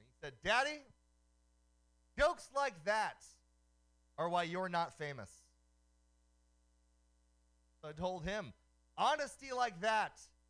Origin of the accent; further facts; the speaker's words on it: Oakland, California, United States; known by a nickname on the street growing up in Oakland.